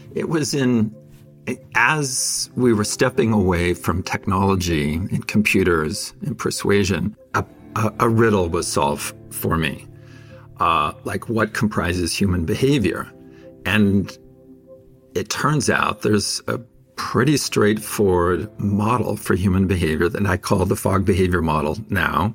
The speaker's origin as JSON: {"language": "English", "town": "Fresno", "region": "California", "country": "United States", "tie": "born or raised there"}